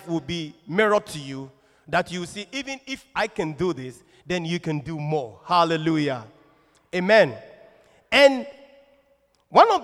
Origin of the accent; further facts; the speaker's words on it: Kumasi, Ashanti, Ghana; I'm from Kumasi, typical Ashanti man. There's no water near me